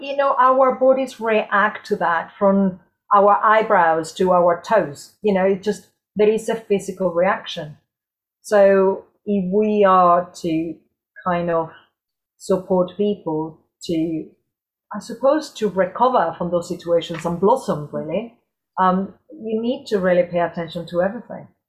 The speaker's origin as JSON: {"language": "English", "town": "Córdoba", "region": "Andalusia", "country": "Spain", "tie": "born or raised there", "moved": "as an adult", "lives_now": "United Kingdom", "said": "I'm originally from Cordoba, from the south of Spain."}